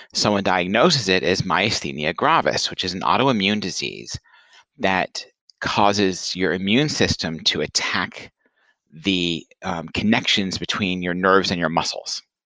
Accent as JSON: {"language": "English", "town": "Franklin", "region": "Tennessee", "country": "United States", "tie": "born or raised there", "moved": "yes", "said": "my hometown, Franklin, Tennessee"}